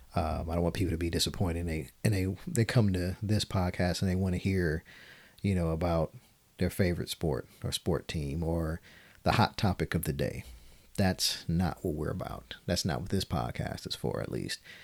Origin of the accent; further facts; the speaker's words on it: Detroit, Michigan, United States; born and raised in Detroit, Michigan